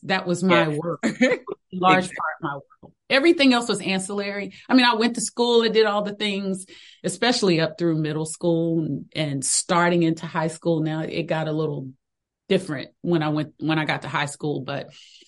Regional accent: Greensboro, North Carolina, United States; I grew up in North Carolina, Greensboro, North Carolina.

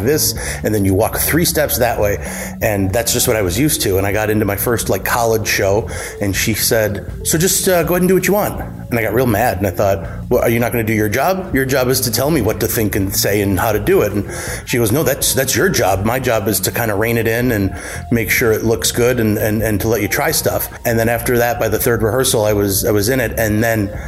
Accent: Warren, Michigan, United States; now in Clawson, United States; I was born and raised in Warren

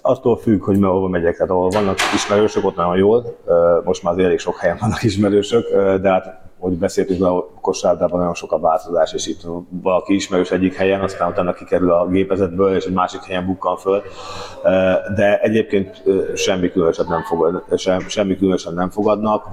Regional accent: Hungary; magyarként mindig is érdekelt az, hogy mi történik itthon

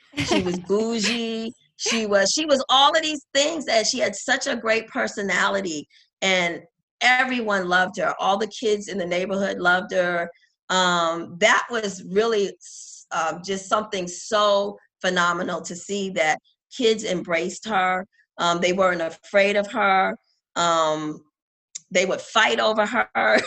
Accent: New York, United States; as a New Yorker

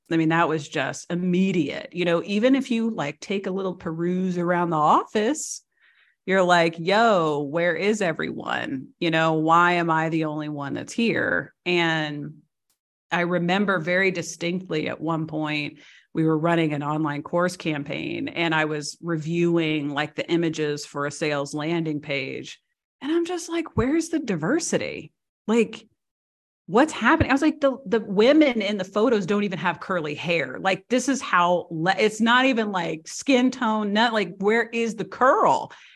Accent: Missouri, United States; moved away as an adult; also born or lived in Seattle / Washington, D.C. / Chicago / San Diego; now in Croatia; I was born and raised in Missouri.

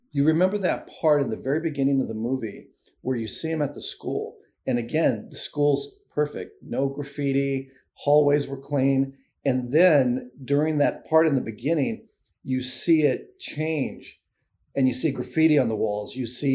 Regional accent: California, United States; now in Washington, D.C., United States; You know, I live in Washington, D.C. now, moved here a few years ago.

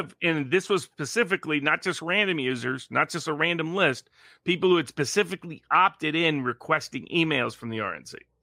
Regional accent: Tennessee, United States; also born or lived in Milwaukee; I'm from Tennessee

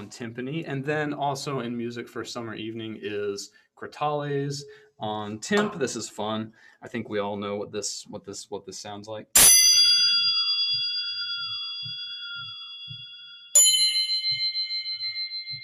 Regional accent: Utah, United States; moved away; also born or lived in West Virginia; growing up in Utah

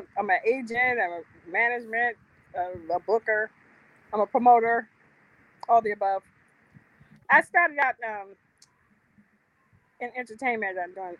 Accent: New Jersey, United States; I'm from Jersey, so.

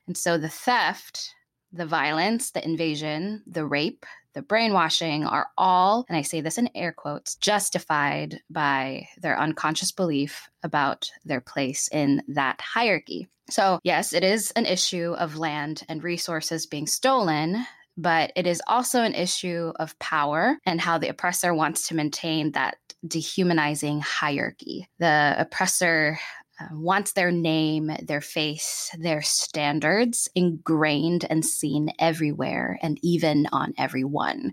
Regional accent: Philippines; English is a second language; moved away as an adult; also born or lived in Chicago, United States; now in Seattle, United States; I'm born and raised in the Philippines until I was about nineteen years old

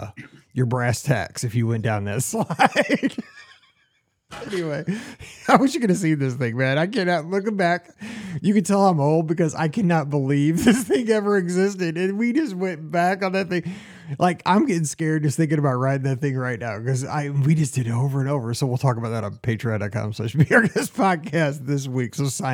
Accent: Lindbergh and New Halls Ferry Road, Missouri, United States; moved away; In a gas station, a Shell, at the corner of Lindbergh and New Halls Ferry Road, where I grew up.

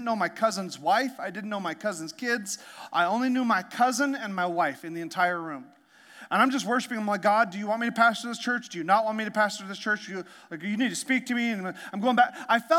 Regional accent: Canada; also born or lived in Alaska; I'm from Canada. I'm from Canada and Alaska

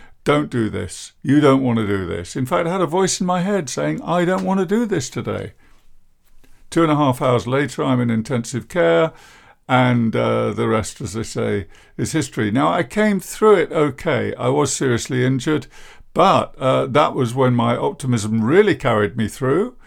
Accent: England, United Kingdom; I'm English

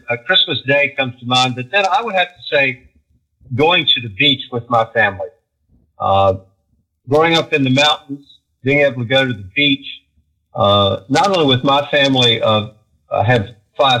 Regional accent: Roanoke, Virginia, United States; moved away as an adult; also born or lived in Los Angeles; I'm from Roanoke. So born and raised in Roanoke

